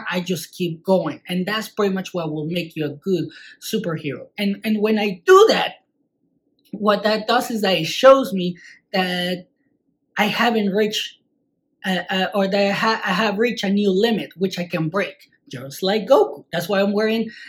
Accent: Mexico; I'm from Mexico

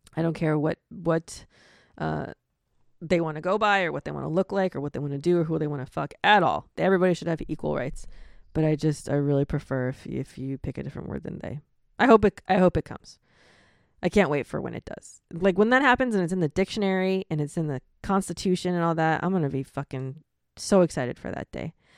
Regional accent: Florida, United States; I'm from Florida.

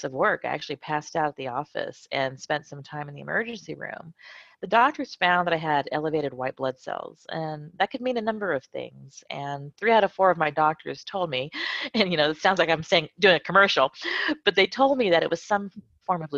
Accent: California, United States; moved away as an adult; also born or lived in Lakenheath, Suffolk, United Kingdom; now in Madrid, Spain; I was born in Lakenheath in West Suffolk County in the UK. And then I proceeded to live my whole life, most of my life in California. And now I live in Madrid, Spain.

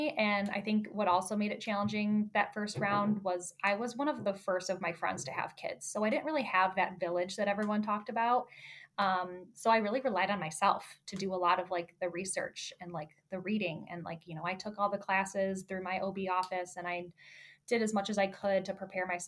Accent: Chicago, Illinois, United States; moved away as an adult; now in Michigan, United States; I was born and raised in Chicago suburbs, spent my whole life there

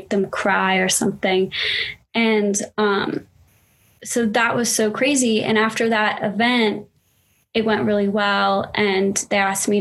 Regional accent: Arizona, United States; I grew up in Arizona

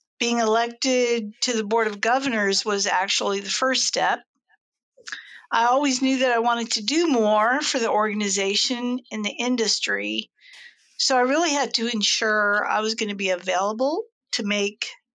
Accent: Seattle, Washington, United States; now in Newport News, United States; I moved here from Seattle. That's where I'm from, Seattle, Washington

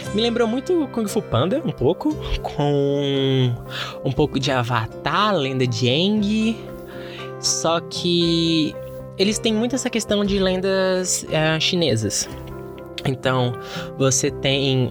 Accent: Bahia, Brazil; eu sou baiano. Eu sou aqui do Nordeste

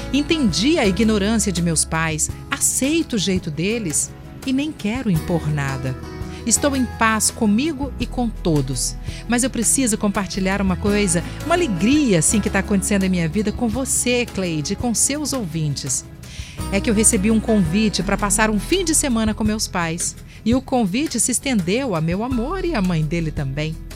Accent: São Mateus, Espírito Santo, Brazil; now in Vila Velha, Brazil; sou de São Mateus, no Espírito Santo, mas hoje moro em Vila Velha com o meu amor e a mãe dele.

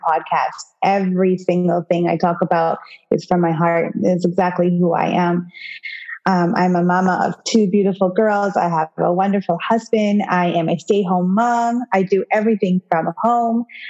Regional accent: Kenya; now in Canada; I was born in Africa, Kenya

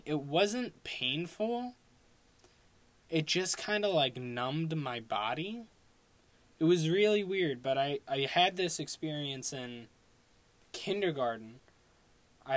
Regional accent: Long Island, New York, United States; I'm from Long Island.

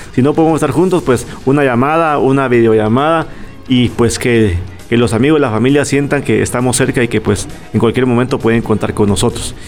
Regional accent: Guatemala; Nosotros como guatemaltecos, pues tenemos los principios de poder compartir con familia

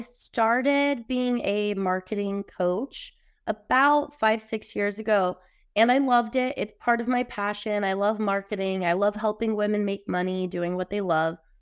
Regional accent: Utah, United States; I grew up in Utah, pretty much around a really religious, judgmental area, very small town

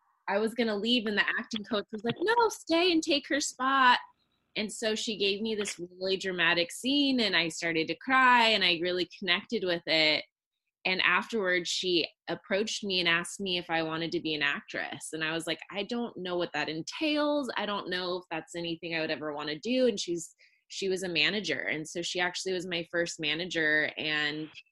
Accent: Long Beach, California, United States; I was born in Long Beach, California, so I'm a California native

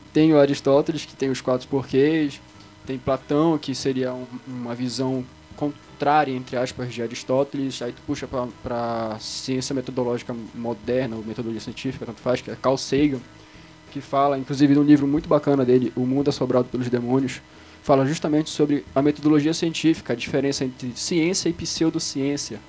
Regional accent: Belém, Pará, Brazil; quem mora em Belém, eu sou de Belém

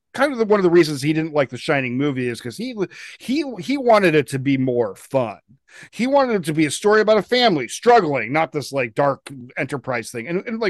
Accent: Denver, Colorado, United States; also born or lived in Bridgeport, Connecticut / Portland; I mostly grew up in Denver, and yeah, you're right, it's different there. It's I grew up here. Yeah, I grew up there. I went to Evergreen High School for a couple of years until I got expelled. I graduated from the Jefferson County Open

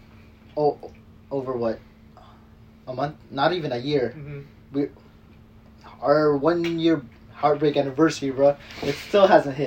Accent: Philippines; I'm Filipino

